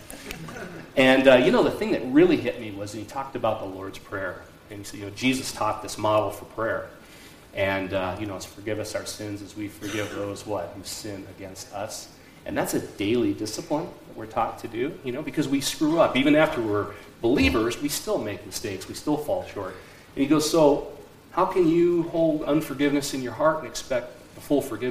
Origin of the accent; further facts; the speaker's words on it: Black Hills, South Dakota, United States; moved away; I'm from the Black Hills, South Dakota